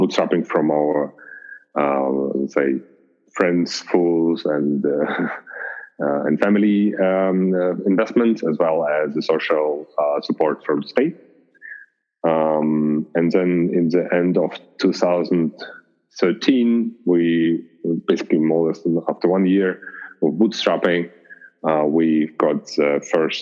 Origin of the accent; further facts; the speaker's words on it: Russia; now in Germany; I'm not originally German, so I'm originally from Russia